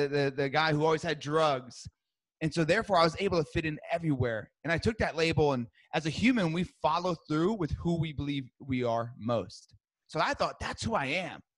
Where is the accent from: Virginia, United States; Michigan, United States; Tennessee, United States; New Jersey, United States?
New Jersey, United States; I grew up in New Jersey